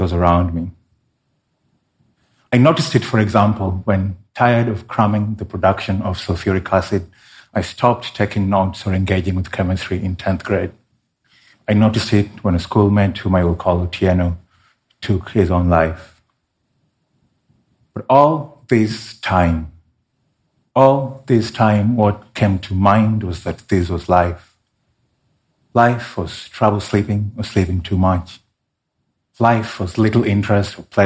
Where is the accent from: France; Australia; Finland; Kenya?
Kenya; my home country of Kenya